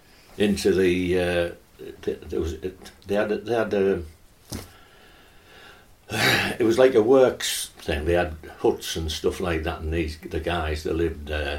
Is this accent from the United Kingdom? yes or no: yes; North East England, United Kingdom; North East lads